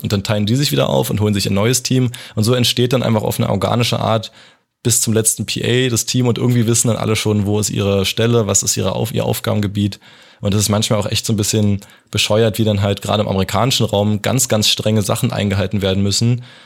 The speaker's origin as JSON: {"language": "German", "town": "Potsdam", "region": "Brandenburg", "country": "Germany", "also_born_or_lived": "Hamburg", "said": "Ich komme halt aus Potsdam"}